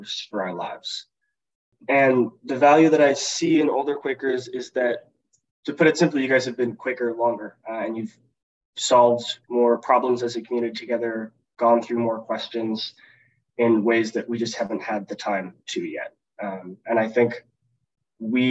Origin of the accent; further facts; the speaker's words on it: Seattle, Washington, United States; moved away as an adult; now in Washington, D.C., United States; I grew up in South Seattle Friends Meeting.